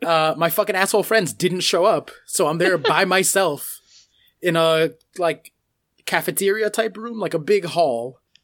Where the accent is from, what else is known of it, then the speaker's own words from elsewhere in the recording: United States; I'm American